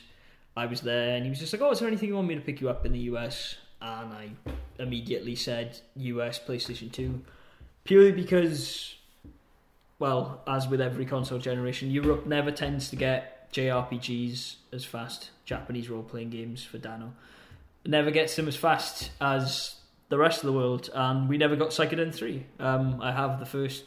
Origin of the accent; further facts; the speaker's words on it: Peterborough, East of England, United Kingdom; now in Denmark; My hometown of Pertobit had a Game Station